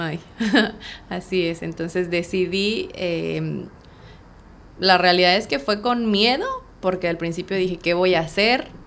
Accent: Mexico City, Mexico; moved away as an adult; now in Playa del Carmen, Mexico; soy originaria de Ciudad de México y pues tengo aquí ya radicando en Playa del Carmen cuatro años y medio

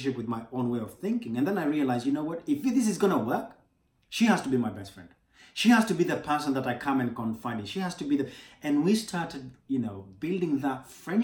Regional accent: Kenya; moved away; I'm from Kenya originally

